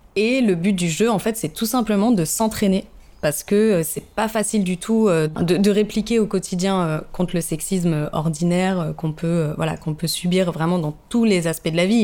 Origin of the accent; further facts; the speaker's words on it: Paris, Île-de-France, France; moved away as an adult; also born or lived in Lille / South Africa; now in Marseille, France; j'ai grandi à Paris